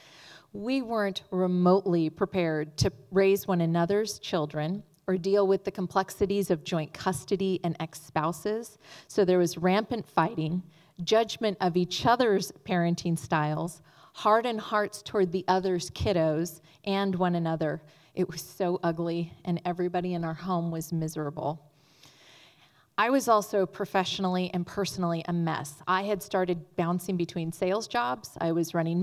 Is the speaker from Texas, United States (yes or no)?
no; Northern California, United States; I grew up in Northern California with mom, dad, and a younger brother